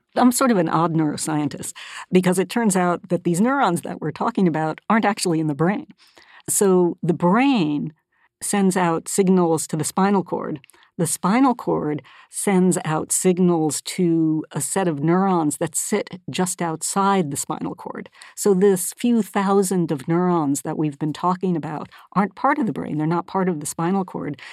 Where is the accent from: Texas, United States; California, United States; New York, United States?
California, United States; Northern; born or raised there; moved away as an adult; also born or lived in Massachusetts